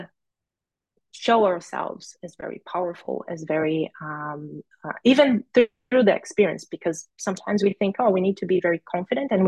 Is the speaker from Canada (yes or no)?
no; Brazil; moved away as an adult; also born or lived in Rio Grande do Norte, Brazil; now in Australia; I'm from Brazil